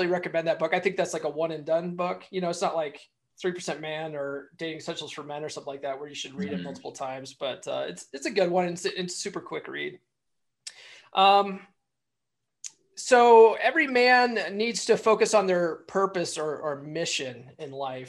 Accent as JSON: {"language": "English", "region": "Colorado", "country": "United States", "also_born_or_lived": "San Diego, California", "moved": "yes", "said": "I finally moved back to Colorado. I'm originally from Colorado"}